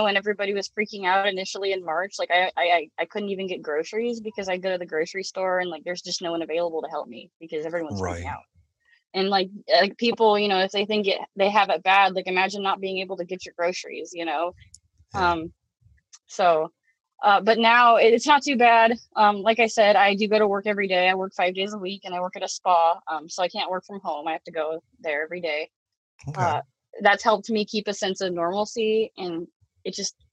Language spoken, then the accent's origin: English; Portland, Oregon, United States; I'm from the Portland metro area.